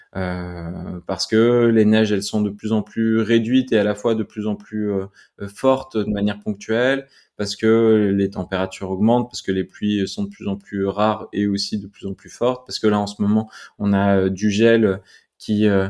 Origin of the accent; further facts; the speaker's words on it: Grenoble, Auvergne-Rhône-Alpes, France; je suis grenoblois donc euh, donc la montagne elle est toujours autour de nous